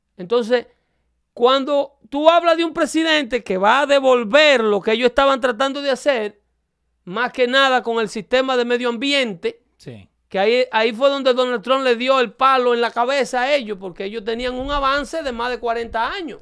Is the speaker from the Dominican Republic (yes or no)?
yes; Dominican Republic; now in United States; yo soy de República Dominicana